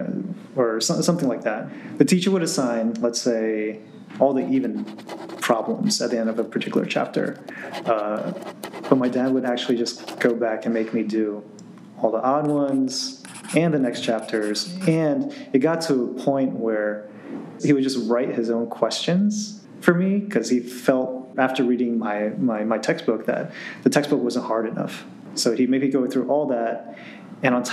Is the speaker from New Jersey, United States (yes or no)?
yes; New Jersey, United States; growing up in Central Jersey